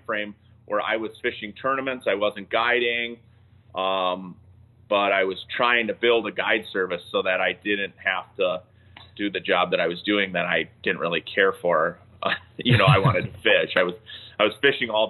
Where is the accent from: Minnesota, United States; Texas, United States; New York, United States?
Minnesota, United States; Moose Lake; I grew up on a lake river system. That's all I did was fish. I used to take my boat to school. I grew up in Moose Lake.